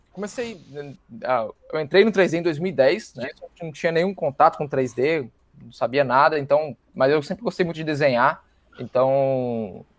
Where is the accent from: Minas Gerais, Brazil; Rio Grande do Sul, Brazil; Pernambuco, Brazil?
Minas Gerais, Brazil; moved away as an adult; also born or lived in São Paulo; sou de Minas, fui para São Paulo